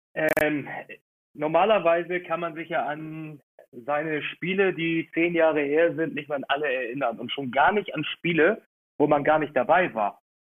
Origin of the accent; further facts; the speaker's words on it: Hamburg, Germany; wir als Hamburger